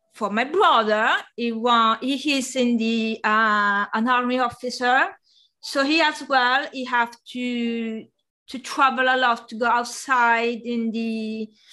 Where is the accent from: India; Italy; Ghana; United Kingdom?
Italy; near Bari, Apulia; first language Italian; English is a second language; moved away as an adult; now in Paris, France; I found um, a computer design and course uh, uh, in uh, in Bari, which which was the the, the main city uh, near my hometown, about one hour by train